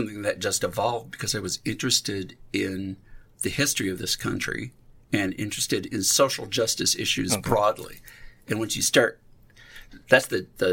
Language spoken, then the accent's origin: English; Iowa, United States; also born or lived in Passaic, New Jersey; As a white man growing up in Iowa